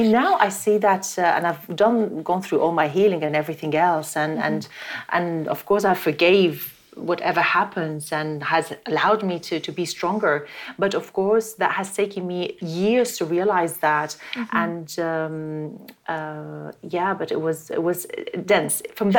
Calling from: London, United Kingdom; I'm in London right now.

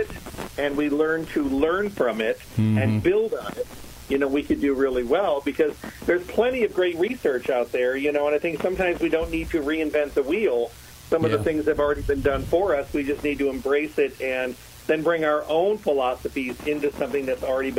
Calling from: Las Vegas, Nevada, United States; From Las Vegas, from home.

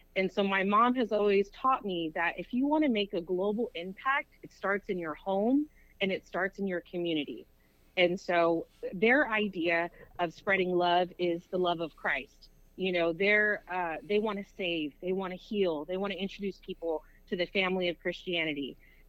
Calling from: South Houston, Texas, United States; I'm calling from South Houston, Texas.

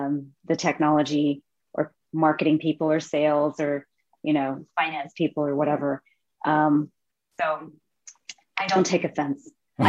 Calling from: Palo Alto, California, United States; I'm in Palo Alto, California. It's nice and early, 8 a.m. right now.

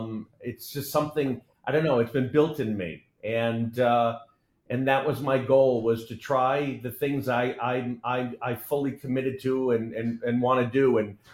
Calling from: Delray Beach, Florida, United States; And I'm just north of Ross right now. I'm near Delray in Florida as well.

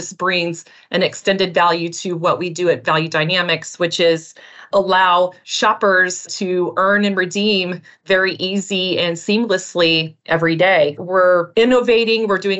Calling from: Minnesota, United States; I am joining you from the Twin Cities of Minnesota.

